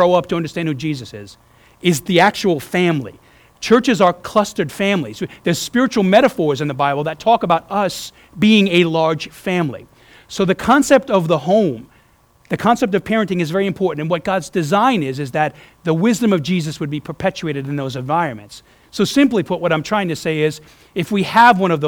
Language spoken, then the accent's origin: English; New York, United States; moved away; also born or lived in New Orleans, Louisiana; growing up in New York